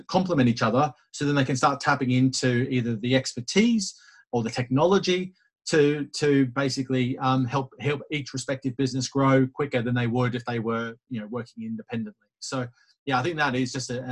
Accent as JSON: {"language": "English", "country": "Australia", "said": "being the Aussie that I am"}